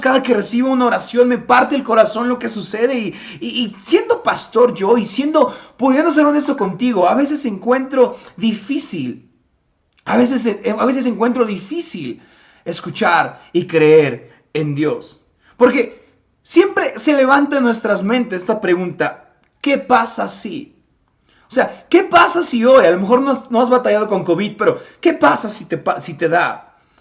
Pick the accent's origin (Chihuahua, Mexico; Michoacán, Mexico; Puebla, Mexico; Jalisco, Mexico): Puebla, Mexico; Tepetitla; Yo soy de Tepetitla